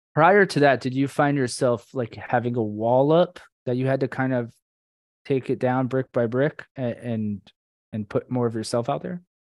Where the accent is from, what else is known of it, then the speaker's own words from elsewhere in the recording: Orlando, Florida, United States; now in South Florida, United States; we grew up in Orlando, but I'm in South Florida now